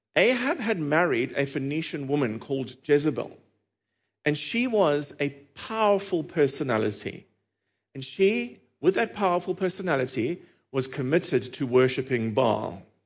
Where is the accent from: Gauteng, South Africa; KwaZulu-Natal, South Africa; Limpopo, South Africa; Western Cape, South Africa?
Western Cape, South Africa; Cape Town; accent: South African; moved away; my accent is South African, if you were wondering, and, uh, in February two thousand and eighteen, I was back there in the city of Cape Town, which is where I'm from